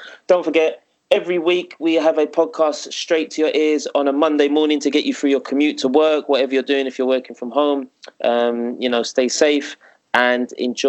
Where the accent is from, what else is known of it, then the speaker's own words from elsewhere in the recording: London, United Kingdom; You can tell I'm from East London.